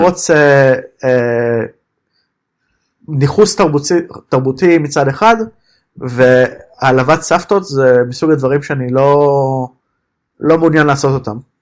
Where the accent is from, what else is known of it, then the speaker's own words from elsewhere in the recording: Israel; moved away as an adult; now in Berlin, Germany; נולדתי שם